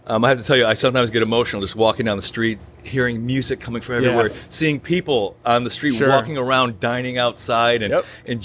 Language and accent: English; Buffalo, New York, United States; moved away as an adult; now in Leesburg, United States; I was born in Buffalo, New York, the son of a Syrian immigrant who's with an Armenian descent, and thought I was going to spend my entire life in Buffalo